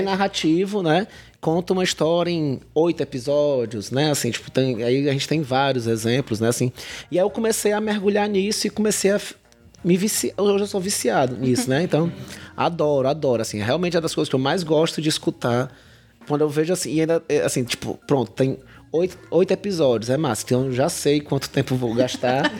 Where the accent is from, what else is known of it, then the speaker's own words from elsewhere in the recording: Fortaleza, Ceará, Brazil; moved away as an adult; also born or lived in Cariri; now in Juazeiro do Norte, Brazil; sou uma pessoa que nasci é, em Fortaleza e fui adotado pelo Cariri há 13 anos